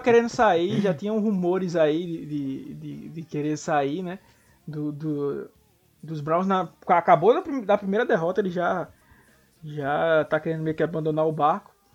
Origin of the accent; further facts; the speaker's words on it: São Paulo, Brazil; accent: Zona Leste de São Paulo; also born or lived in Recife; esse meu sotaque aí da Zona Leste de São Paulo